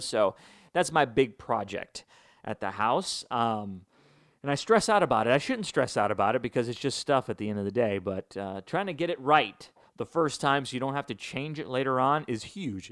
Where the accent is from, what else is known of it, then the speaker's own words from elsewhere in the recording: Chicago, Illinois, United States; moved away; Big White Sox fan, grew up in Chicago. Not grow up in Chicago. I was born in Chicago.